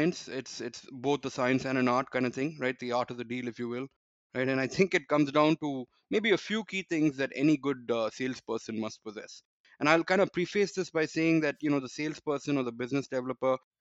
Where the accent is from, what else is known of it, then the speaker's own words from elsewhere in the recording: Chennai, Tamil Nadu, India; I grew up in India, in Chennai.